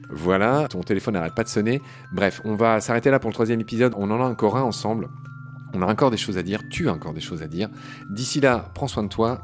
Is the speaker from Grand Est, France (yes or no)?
yes; Lorraine, Grand Est, France; je viens de Lorraine